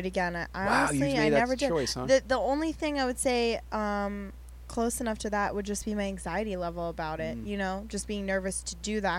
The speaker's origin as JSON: {"language": "English", "region": "Pennsylvania", "country": "United States", "tie": "born or raised there", "moved": "yes", "lives_now": "Los Angeles, United States", "said": "growing up in Pennsylvania"}